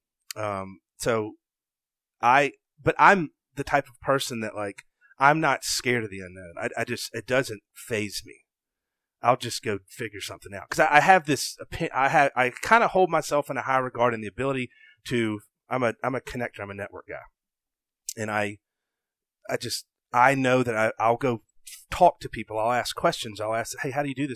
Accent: Savannah, Georgia, United States; I'm from Savannah. My family's originally from Sylvania

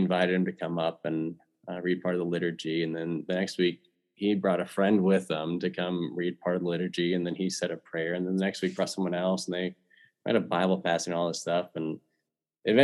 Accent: Kansas City, United States; my childhood and growing up in Kansas City

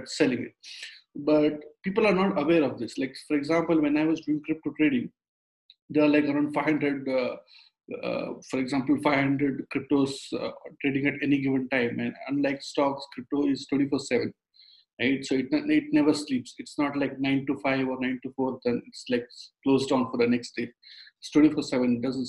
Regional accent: India; moved away; I'm from India. So when I was in my engineering college days, I used to trade stocks on the exchange over there

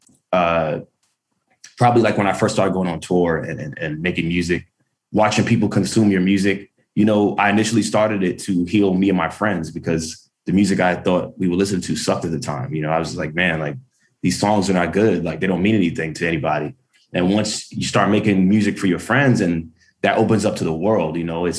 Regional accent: New York City, New York, United States; Growing up in Brooklyn in the 90s

